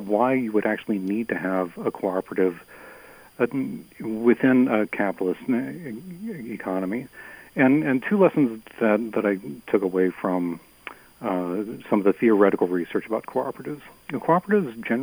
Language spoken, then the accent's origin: English; Lincoln, Nebraska, United States; now in Minnesota, United States; I grew up in Lincoln, Nebraska